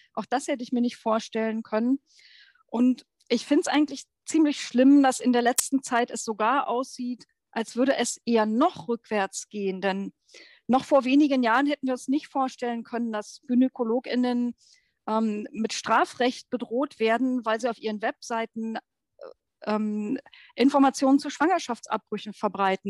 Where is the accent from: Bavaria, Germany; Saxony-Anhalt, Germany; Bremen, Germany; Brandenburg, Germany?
Brandenburg, Germany; Ich bin 1968 in Brandenburg geboren